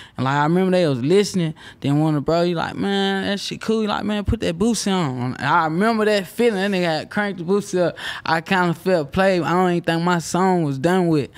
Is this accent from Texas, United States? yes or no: yes; Houston, Texas, United States; I'm from Houston right down the road.